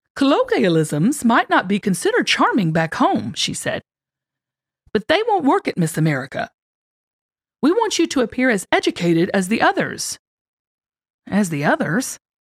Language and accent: English; Lilburn, Georgia, United States; I had a tight-knit, loving family as I grew up in Lilburn, Georgia